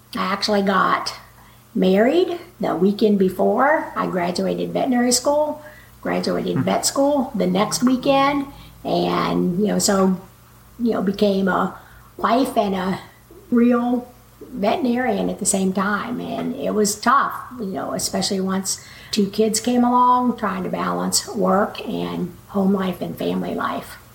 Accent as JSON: {"language": "English", "town": "Waco", "region": "Texas", "country": "United States", "tie": "born or raised there", "moved": "yes", "lives_now": "Chico, United States", "said": "I grew up in Waco, Texas, and had four brothers and sisters"}